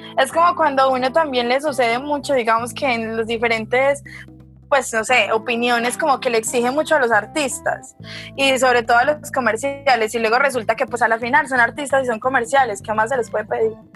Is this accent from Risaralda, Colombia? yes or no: yes; Pereira, Risaralda, Colombia; soy pereirana, orgullosamente pereirana